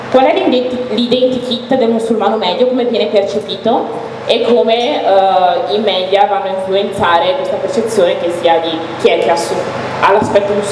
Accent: Italy; io io sono nata in Italia di, ho un background da un paese in cui non si parla arabo

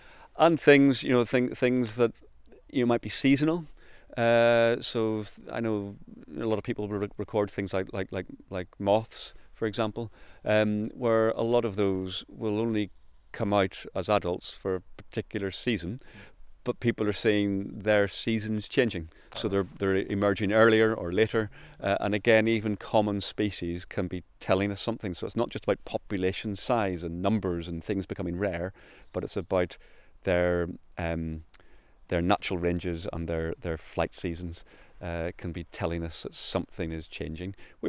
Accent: Northern Ireland, United Kingdom; moved away as an adult; I mean, I came from Northern Ireland. I worked for the National Trust over there for 12 years

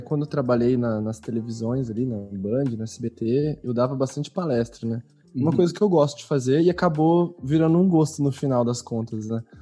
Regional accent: São Paulo, Brazil; now in Porto Alegre, Brazil; atualmente eu moro em Porto Alegre, mas eu sou natural de São Paulo

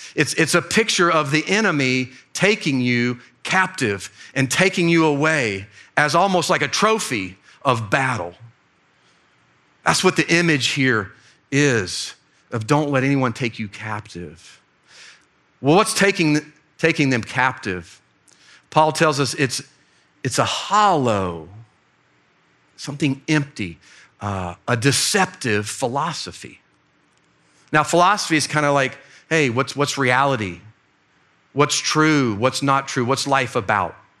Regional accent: Fort Myers, Florida, United States; moved away; my hometown, Fort Myers, Florida

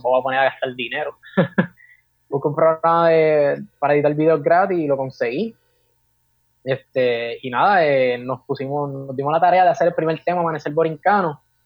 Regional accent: Carolina, Puerto Rico; also born or lived in Fajardo, Puerto Rico; nací en Fajardo, Puerto Rico, pero me crié en Carolina, Puerto Rico, actualmente vivo acá en Carolina

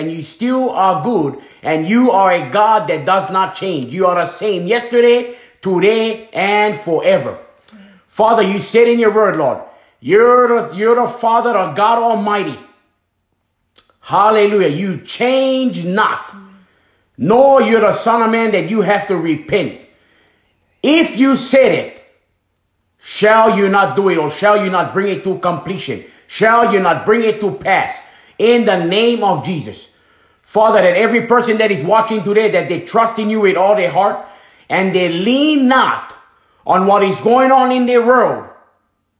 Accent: Hana, Maui, Hawaii, United States; moved away as an adult; I was leaving my hometown in Hanamaui, Hawaii

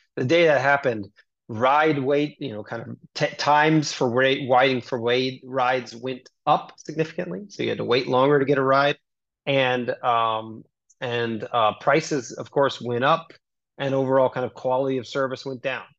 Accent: United States; moved away; also born or lived in Singapore / China; I'm American, but I've never worked in America

